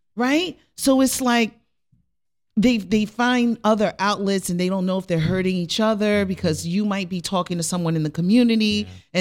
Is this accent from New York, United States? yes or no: yes; Rockland County, New York, United States; I'm originally from Rockland County